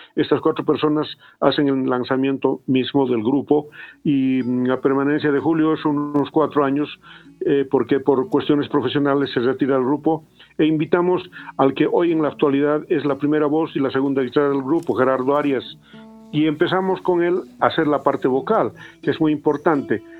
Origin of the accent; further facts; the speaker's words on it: Potosí, Bolivia; Habiendo nacido ahí